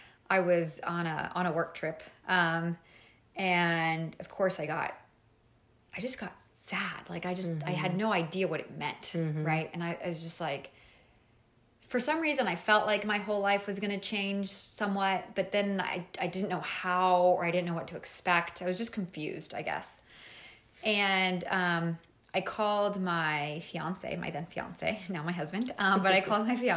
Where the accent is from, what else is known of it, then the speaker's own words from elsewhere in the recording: Mexico; moved away as an adult; I am originally from Mexico, and I was living in Mexico. I was about like 25 maybe